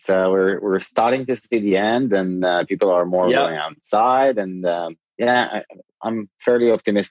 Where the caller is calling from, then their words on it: Tel Aviv, Tel Aviv District, Israel; Tel Aviv.